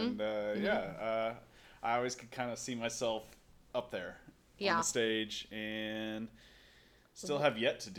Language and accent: English; Kansas City, Missouri, United States; Born and raised in Kansas City, moved around a lot, came back because I love it so much. It's very comfortable here.